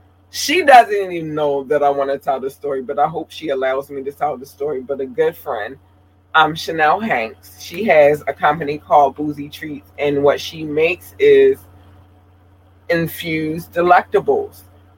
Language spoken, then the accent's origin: English; Baltimore, Maryland, United States; moved away; I wanted to do something that reflected when I came from Baltimore, and now I'm about to turn 42, and I've been here ever since.